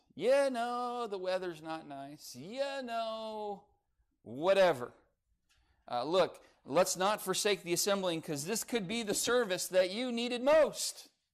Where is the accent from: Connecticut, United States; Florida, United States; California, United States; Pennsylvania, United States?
California, United States; Lancaster; I grew up in Lancaster, California, home of the tumbleweeds